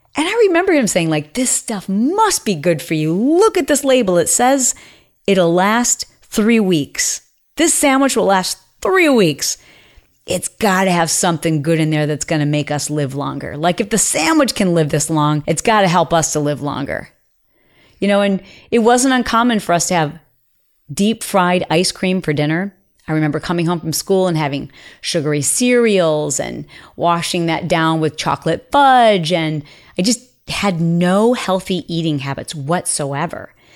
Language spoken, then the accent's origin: English; Midwest, United States; we grew up in the Midwest